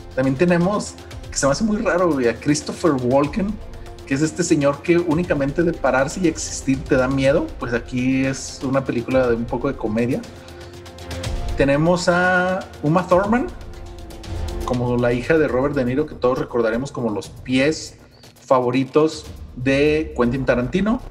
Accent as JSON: {"language": "Spanish", "country": "Mexico", "said": "nosotros mismos como mexicanos jóvenes"}